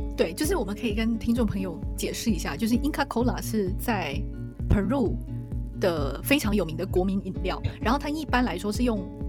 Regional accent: Taiwan; also born or lived in Taipei / Taichung; 因为我是台湾人，我从小在台湾吃小吃

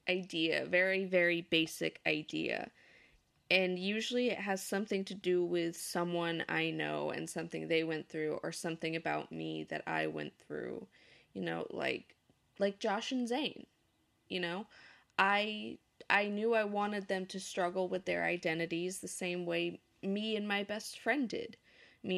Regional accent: Southern California, United States; moved away; I grew up in Southern California

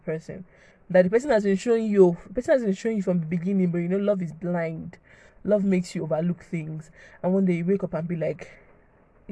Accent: Nigeria; I'm a Nigerian girl.

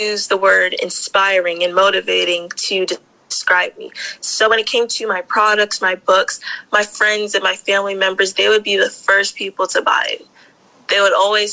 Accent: Maryland, United States; I am from Maryland. I grew up in Maryland and I currently reside in Maryland.

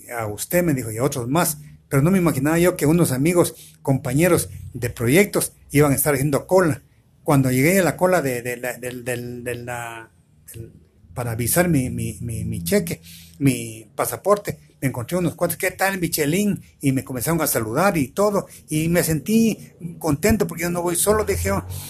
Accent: Guatemala; éramos 10 diez, diez chapinas

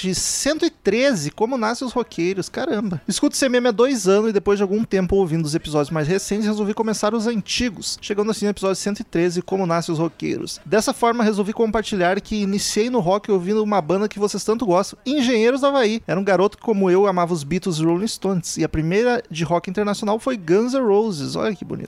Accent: Porto Alegre, Rio Grande do Sul, Brazil; a gente é de Porto Alegre

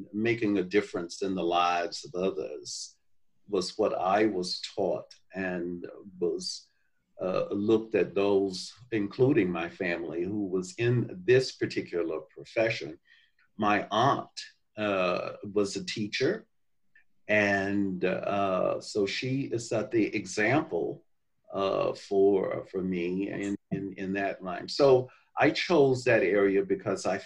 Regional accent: Mobile, Alabama, United States; now in Atlanta, United States; growing up in Mobile, Alabama, in the segregated

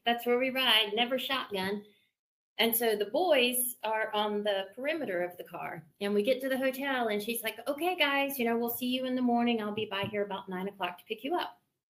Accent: the South, United States; I'm from the South. We have door handles.

